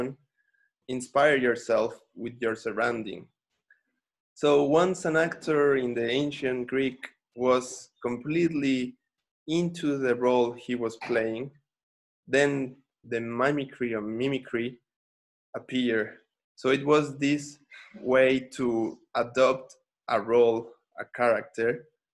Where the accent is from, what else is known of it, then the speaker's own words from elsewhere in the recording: Xalapa, Veracruz, Mexico; also born or lived in Brazil; I came back to my hometown, which is Jalapa, the capital of the Veracruz state, in the Atlantic coast, Mexico